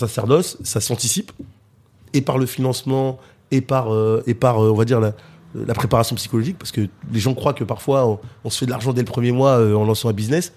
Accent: Cergy, Île-de-France, France; je suis né euh, à Sergy, dans le 95 dans le Val d'Oise

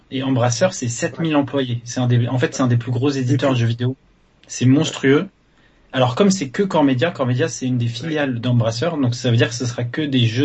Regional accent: France; accent: French; j'ai le droit de dire Call et parler avec mon accent français en anglais

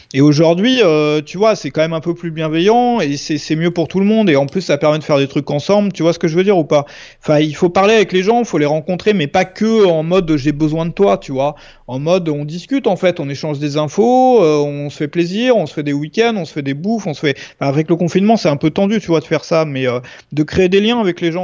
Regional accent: Brittany, France; je suis breton à la base

